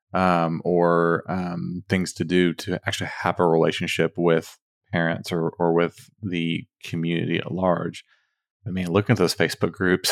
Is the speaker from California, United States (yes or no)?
no; Dallas–Fort Worth area, Texas, United States; we're from Texas, uh, from D F W area